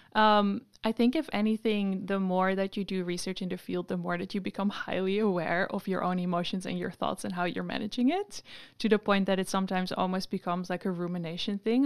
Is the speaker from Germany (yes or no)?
no; Amsterdam, North Holland, Netherlands; moved away as an adult; now in Sydney, Australia; I'm from Amsterdam